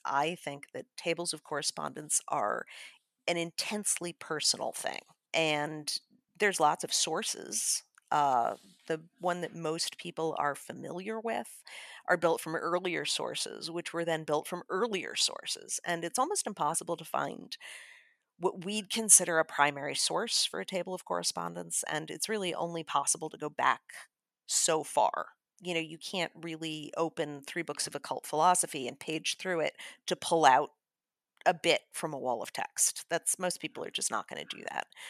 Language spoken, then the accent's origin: English; Chicago, Illinois, United States; I'm from Chicago